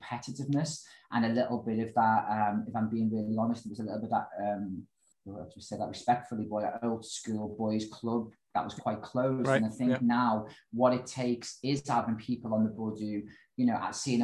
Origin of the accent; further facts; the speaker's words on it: United Kingdom; I am a British lad